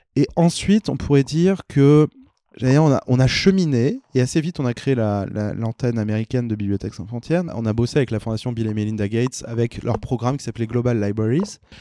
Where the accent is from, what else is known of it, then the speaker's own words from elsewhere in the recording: Auvergne-Rhône-Alpes, France; je suis auvergnat